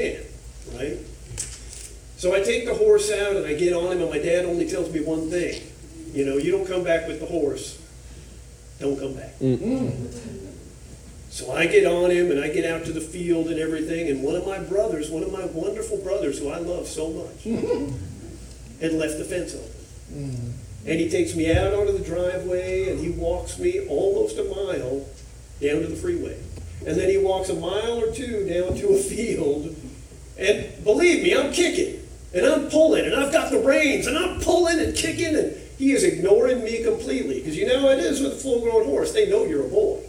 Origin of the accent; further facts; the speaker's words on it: Duncanville, Texas, United States; moved away as an adult; now in Memphis area, United States; I grew up in a small horse ranch town called Duncanville outside of Dallas